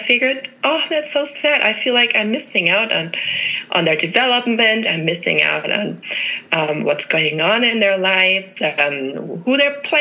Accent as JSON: {"language": "English", "country": "Germany", "moved": "as an adult", "lives_now": "Colorado, United States", "said": "I'm originally from Germany. I've been living in the States, now in Colorado, for 5 years"}